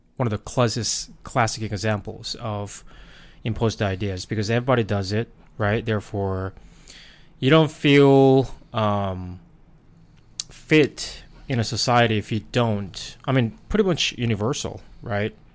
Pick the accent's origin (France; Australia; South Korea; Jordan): South Korea; English is a second language; moved away as an adult; now in United States; I was born and raised in Korea.